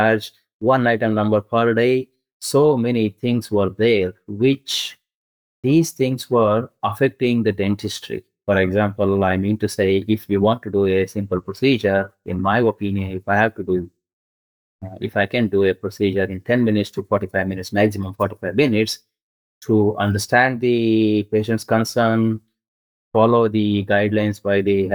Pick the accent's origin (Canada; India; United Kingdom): India; English is a second language; moved away as an adult; also born or lived in Karnataka (studied near Bangalore); now in Australia; When I moved from India to here, I was like a fresh graduate, even though I had a experience back home in India.